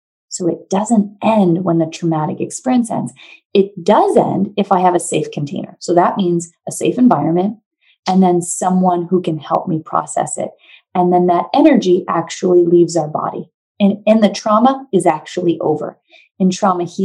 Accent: New Hampshire, United States; moved away as an adult; now in California, United States; I'm from New Hampshire. I moved to California, basically as far away from New Hampshire as you can be.

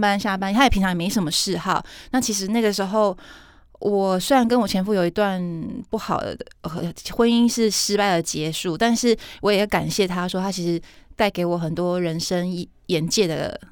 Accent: southern Taiwan, Taiwan; 我南部人

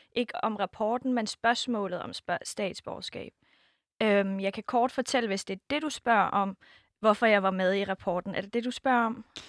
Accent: Denmark; min opvækst i Danmark for sytten år siden til faktisk nu

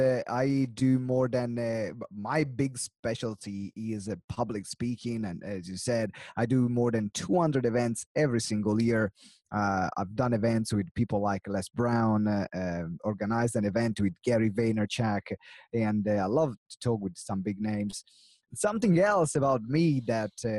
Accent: Maranello, Emilia-Romagna, Italy; now in England; my origin, I come from Italy, and in particular, the city where I come from is Maranello, which is close to Modena and Bologna, center north of Italy

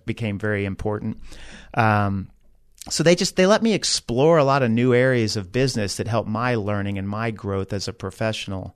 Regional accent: Dallas, Texas, United States; moved away as an adult; also born or lived in Georgia; now in San Antonio, United States; I grew up in Dallas, went away to University of Georgia

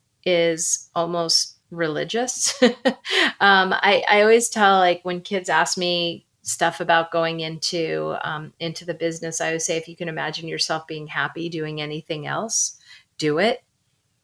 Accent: Fort Lauderdale, Florida, United States; moved away; a kid growing up in Fort Lauderdale, Florida

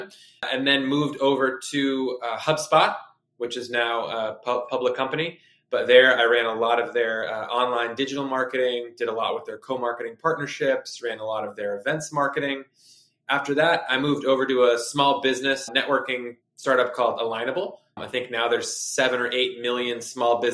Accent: Concord, Massachusetts, United States; also born or lived in Boston, Massachusetts; I'm originally from Concord, Massachusetts. So I've been in Boston the majority of my life

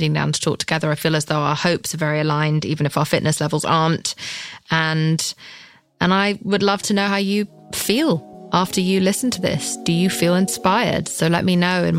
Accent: England, United Kingdom; I'm English.

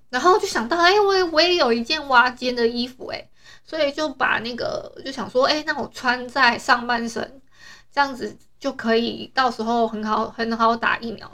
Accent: Taiwan; 我们台湾人

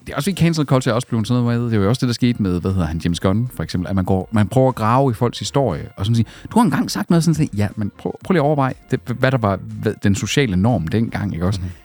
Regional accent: Skive, Central Denmark Region, Denmark; moved away; hvor jeg var hjemme i Skive

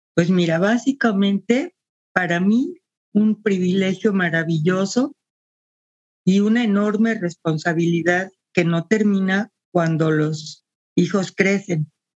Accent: Mexico City, Mexico; moved away as an adult; now in Guadalajara, Mexico; nací en la Ciudad de México. Tengo más de 40 años viviendo en Guadalajara

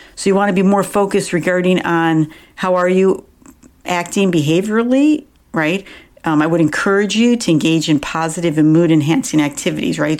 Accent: Buffalo, New York, United States; moved away; I grew up in Buffalo, New York

